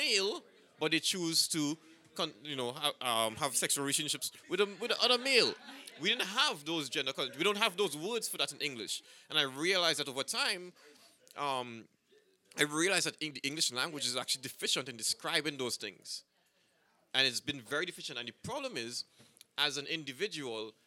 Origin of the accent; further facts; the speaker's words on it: Trinidad & Tobago; I'm from Trinidad